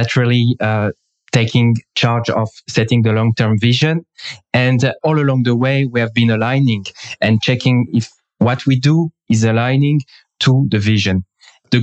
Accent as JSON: {"language": "English", "country": "France", "also_born_or_lived": "England", "moved": "yes", "lives_now": "Israel", "said": "I am from France. Now I am in Israel."}